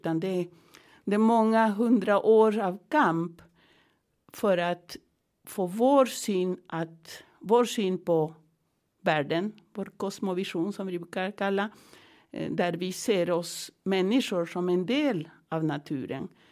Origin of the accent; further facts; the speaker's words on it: Andes, Peru; now in Sweden; jag kommer från Peru, från Anderna.